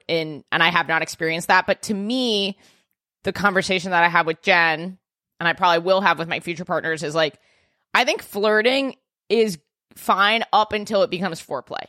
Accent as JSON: {"language": "English", "region": "New York", "country": "United States", "said": "I'm a New Yorker"}